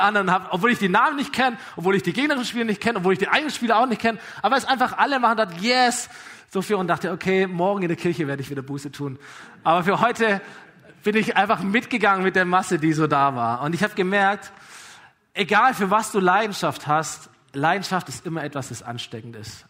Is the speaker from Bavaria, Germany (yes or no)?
no; Aalen, Baden-Württemberg, Germany; VfR Aalen damals, meine Heimatstadt